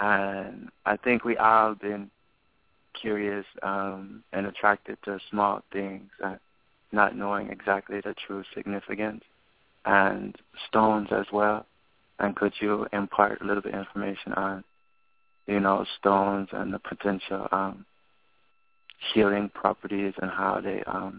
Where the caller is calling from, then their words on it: Pasadena, California, United States; we're calling from Pasadena, California.